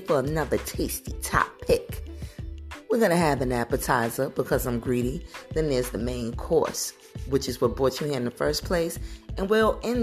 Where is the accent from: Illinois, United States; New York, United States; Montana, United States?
New York, United States; New York City; I'm American, 100% American as apple pie, but I party with my peoples from the Caribbean being from Brooklyn